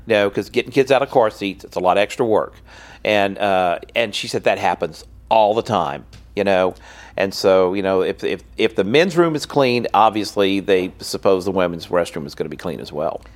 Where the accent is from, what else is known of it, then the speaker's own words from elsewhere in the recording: Louisiana, United States; in my home state